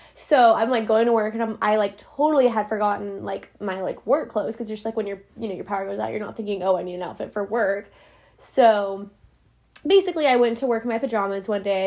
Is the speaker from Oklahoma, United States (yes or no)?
yes; Oklahoma City, Oklahoma, United States; I'm from Oklahoma City